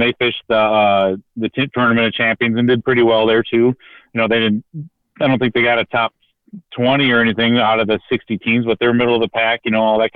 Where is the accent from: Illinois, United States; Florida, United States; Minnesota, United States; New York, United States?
Minnesota, United States; Minneapolis; I'm from North Minneapolis.